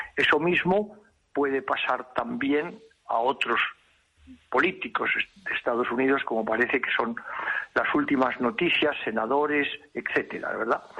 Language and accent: Spanish; Spain; Yo, como español, como profesional, como diplomático